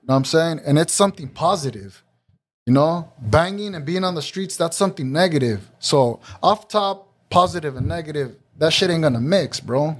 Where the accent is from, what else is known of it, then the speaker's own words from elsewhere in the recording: Santa Ana, California, United States; being a young Mexican growing up in Santa Ana